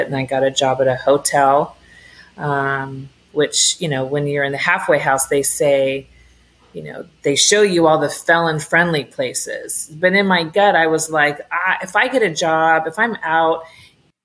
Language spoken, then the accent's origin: English; California, United States; moved away as an adult; also born or lived in Oregon; I'm from Cali